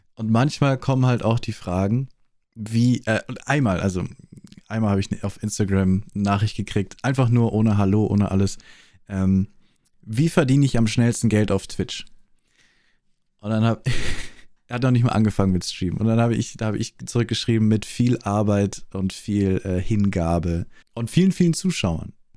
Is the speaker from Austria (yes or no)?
yes; Austria; accent: Austrian; Ich bin Österreicher